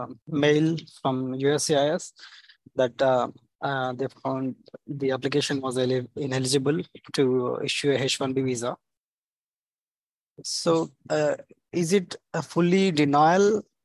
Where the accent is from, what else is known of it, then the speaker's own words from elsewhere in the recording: India; actually I'm from India.